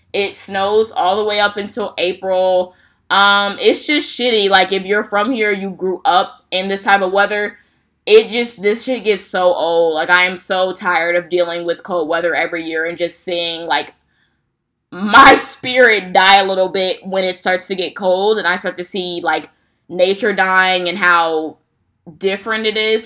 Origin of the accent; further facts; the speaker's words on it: Midwest, United States; if you're from the Midwest, you already know we don't have a fall